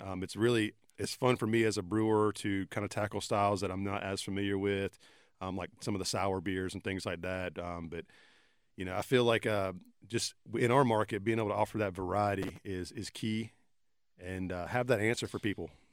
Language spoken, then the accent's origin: English; Sanford, North Carolina, United States; in my hometown